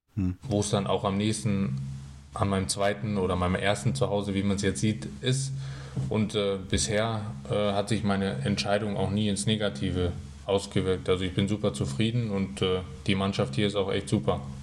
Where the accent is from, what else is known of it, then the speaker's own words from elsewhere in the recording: Bad Tölz, Bavaria, Germany; moved away; also born or lived in Berlin; wo natürlich auch meine Heimat da ist. Ich bin da geboren, mein Papa lebt da, meine Onkel, meine Tante